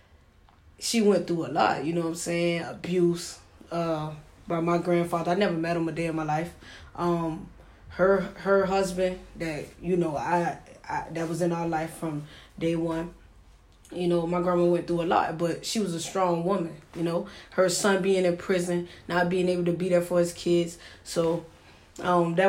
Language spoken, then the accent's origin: English; Savannah, Georgia, United States; also born or lived in Maryland / Atlanta, Georgia; I'm from Savannah, Georgia, born and raised